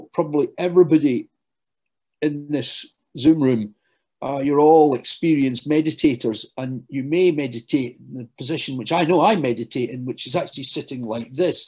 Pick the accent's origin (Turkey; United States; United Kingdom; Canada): United Kingdom; Glasgow, Scotland; now in London, United Kingdom; I know you can tell from my accent, although I work in London, I hail from Glasgow